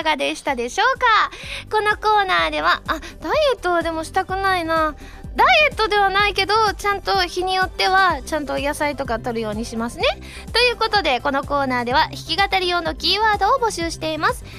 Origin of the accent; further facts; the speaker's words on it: Osaka, Japan; now in Tokyo, Japan; 大阪帰った時